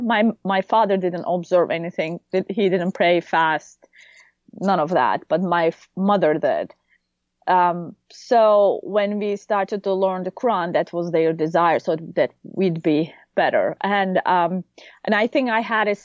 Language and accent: English; Konya, Turkey; moved away as an adult; also born or lived in Ankara, Turkey; now in United States; I grew up in Konya, which is Iconium, in the Book of Acts